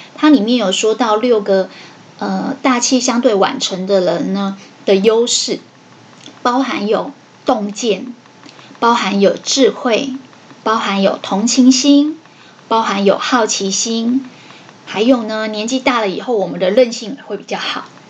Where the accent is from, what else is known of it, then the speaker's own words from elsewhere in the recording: Taiwan; 我们台湾人的平均寿命大概是六七十岁